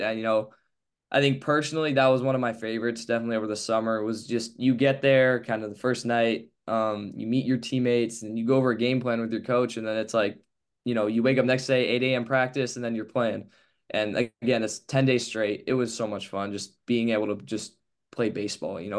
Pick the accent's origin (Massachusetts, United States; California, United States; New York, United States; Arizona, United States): California, United States; Palo Alto; growing up in Palo Alto, I'll look out of my high school